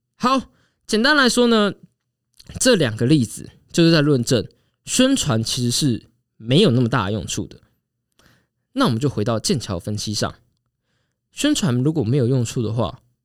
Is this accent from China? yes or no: no; Taiwan; 虽然我们台湾人都在火美国大选